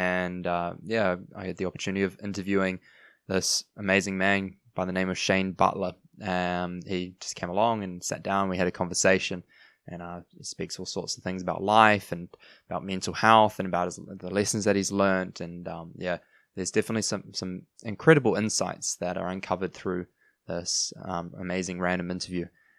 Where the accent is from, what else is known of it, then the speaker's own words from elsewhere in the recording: New Zealand; accent: New Zealand; moved away; When I went overseas, I lived in a few different countries. And I held on to my New Zealand accent, yes, but I lost actually quite a bit of it, eh?